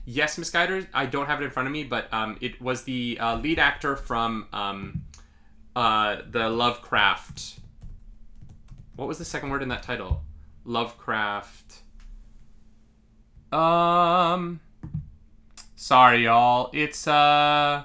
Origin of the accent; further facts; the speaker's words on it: New York, United States; as a New Yorker